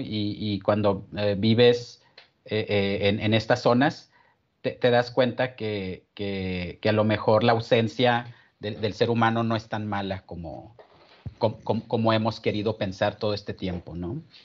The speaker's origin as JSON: {"language": "Spanish", "town": "San Agustín", "region": "Chihuahua", "country": "Mexico", "tie": "born or raised there", "also_born_or_lived": "Ciudad Juárez", "said": "vivo en, en, un pueblo que se llama San Agustín, que es el pueblo donde, donde crecí en realidad"}